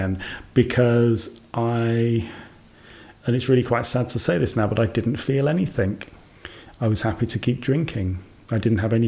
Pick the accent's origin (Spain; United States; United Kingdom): United Kingdom; Birmingham, West Midlands; moved away; also born or lived in Scotland; my hometown, Birmingham.